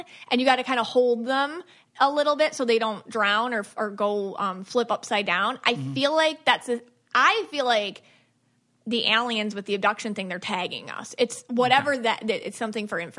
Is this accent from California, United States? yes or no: no; Buffalo, New York, United States; I'm from Buffalo